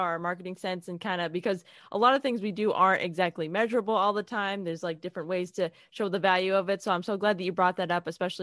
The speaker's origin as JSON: {"language": "English", "town": "Worcester", "region": "Massachusetts", "country": "United States", "also_born_or_lived": "New York", "said": "I'm from Massachusetts. I'm from Worcester, Massachusetts"}